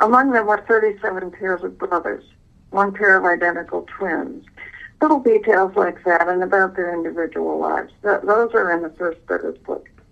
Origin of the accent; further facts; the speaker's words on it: Honolulu, Hawaii, United States; I was born in Honolulu, and I I was born in 1937